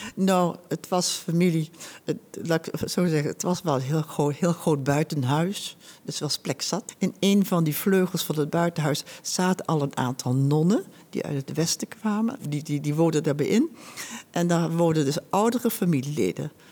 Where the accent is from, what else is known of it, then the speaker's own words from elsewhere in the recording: Huizen, North Holland, Netherlands; ik ben bijna 83 en ik ben geboren in Huizen